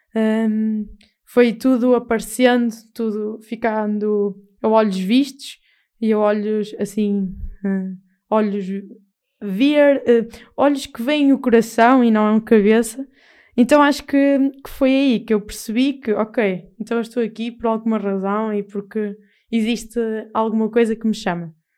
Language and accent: Portuguese; Castelo de Paiva, Aveiro District, Portugal; eu defendo a minha terra com unhas e dentes e Castelo Paiva